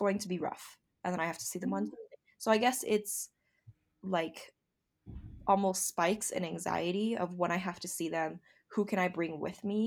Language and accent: English; United States; ABC is American born Chinese. I am